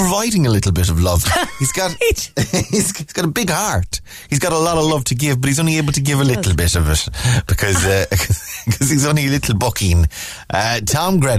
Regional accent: Ballina, Connacht, Ireland; Ballina in Mayo, where I'm from. I grew up in Ballina

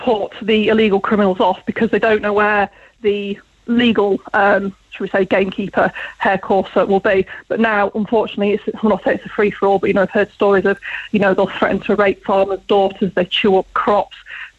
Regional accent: Lincolnshire, East Midlands, United Kingdom; now in Ireland

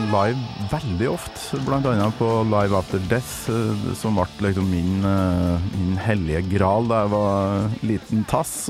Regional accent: Lørenskog, Akershus, Norway; jeg vokste opp på Lørenskog.

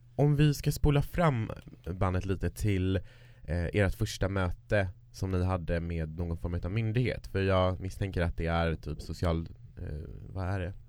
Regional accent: Kiruna, Norrbotten County, Sweden; moved away; där jag kommer ifrån, Kiruna

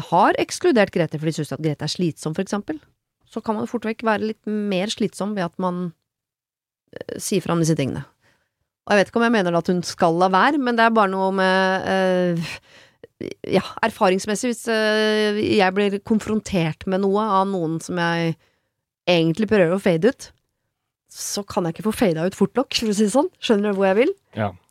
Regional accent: Østfold, Norway; jeg er fra Østfold.

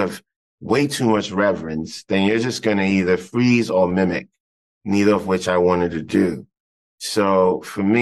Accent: Ghana; I grew up in Ghana

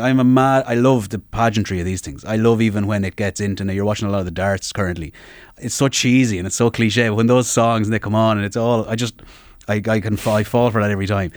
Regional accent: Sligo, Connacht, Ireland; I'm from Sligo

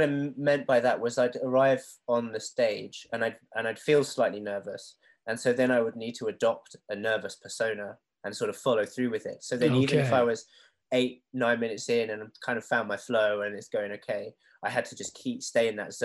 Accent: Japan; now in England; growing up in Japan and moving to England, being mixed race

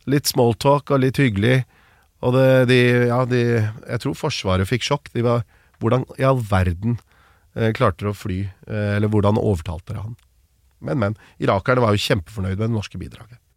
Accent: Norway; hvor lite oppmerksomhet det var hjemme i Norge

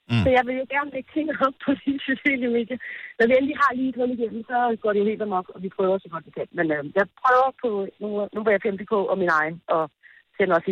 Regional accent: Denmark; der kommer jeg fra Danmark og vejer lige 5-10 kilo for meget og står der og kigger ud og tager billeder og sådan noget.

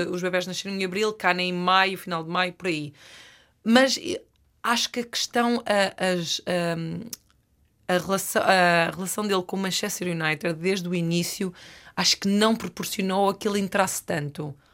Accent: Norte, Portugal; Eu venho, eu venho da, da, da, terra oficial dos azeiteiros. A zona de onde eu venho é, produz mais eh, concorrentes reality show do que o resto do país

